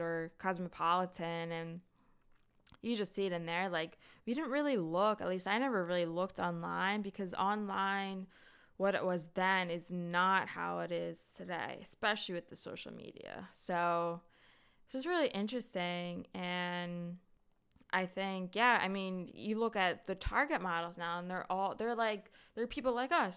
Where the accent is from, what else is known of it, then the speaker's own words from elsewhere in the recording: North Wales, Pennsylvania, United States; I'm actually not from Philly, I'm from North Wales